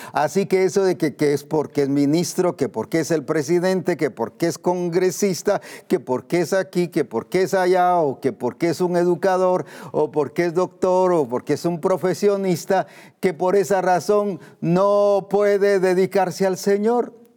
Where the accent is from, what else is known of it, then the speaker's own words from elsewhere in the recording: Guatemala; como decimos aquí en Guatemala